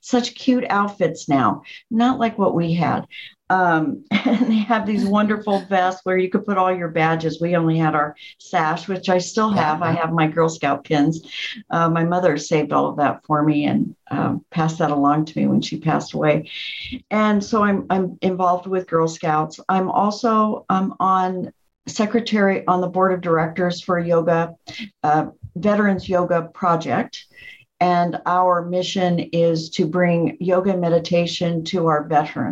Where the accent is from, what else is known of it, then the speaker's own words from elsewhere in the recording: Tucson, Arizona, United States; now in Orange County, United States; I grew up in Tucson, and my parents were always active in the community